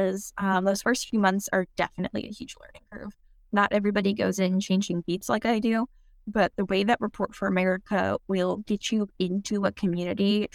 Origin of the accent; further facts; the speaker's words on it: Alaska, United States; there was just something so unique about growing up in Alaska.